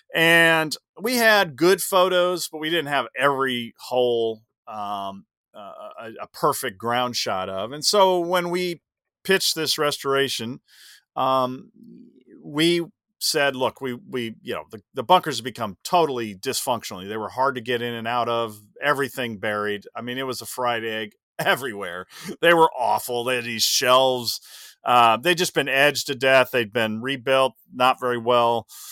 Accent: Los Angeles, California, United States; I will defend my hometown

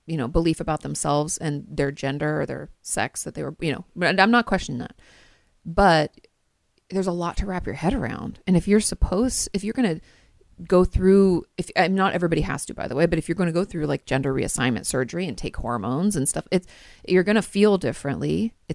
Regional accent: Washington, United States; And I grew up in Washington State. Hello, grunge.

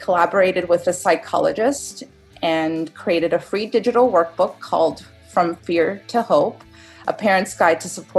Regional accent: Toronto, Ontario, Canada; I'm from Toronto, Canada

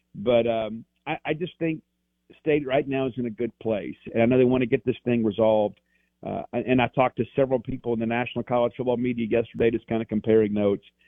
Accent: South Mississippi, United States; I grew up in South Mississippi.

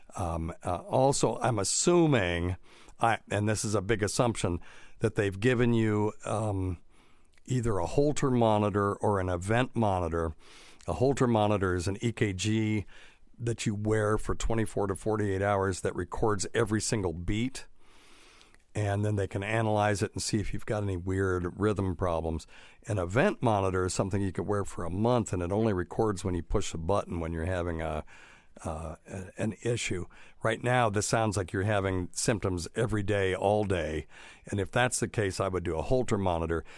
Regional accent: North Carolina, United States; moved away as an adult; now in Tennessee, United States; I'm from North Kakalaki

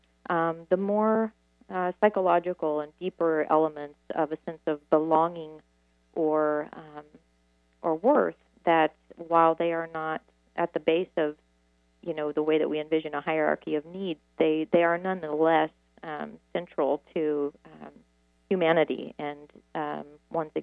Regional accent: Midwest, United States; I'm from the Midwest

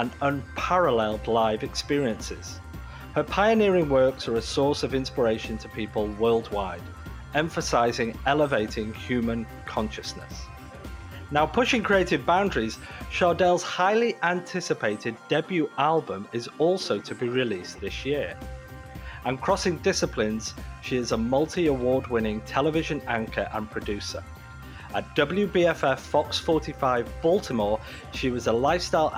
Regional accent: United Kingdom; now in Toronto, Canada; I'm British

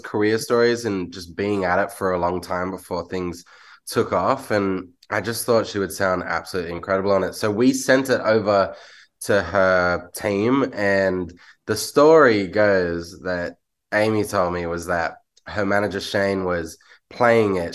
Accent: Australia

